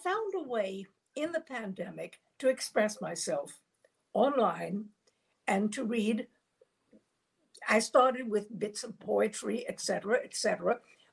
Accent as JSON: {"language": "English", "region": "Virginia", "country": "United States", "moved": "yes", "lives_now": "New York, United States", "said": "I'm from Virginia"}